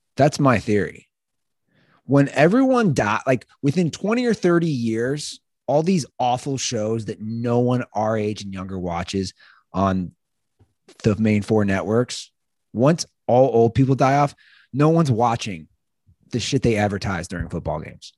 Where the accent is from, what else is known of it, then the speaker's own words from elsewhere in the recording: Ohio, United States; I'm from Ohio